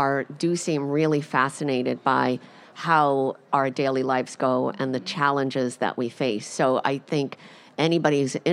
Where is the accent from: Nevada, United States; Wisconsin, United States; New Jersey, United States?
New Jersey, United States; for the Fertility and Sterility podcast. I'm from New Jersey